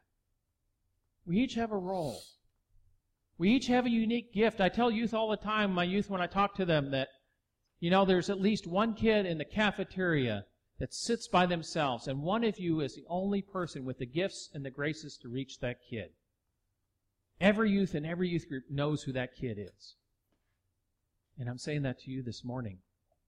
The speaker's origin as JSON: {"language": "English", "region": "Texas", "country": "United States", "said": "I'm from Texas."}